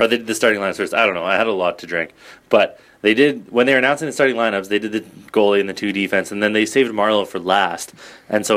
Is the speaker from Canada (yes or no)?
yes; Canada; I'm Canadian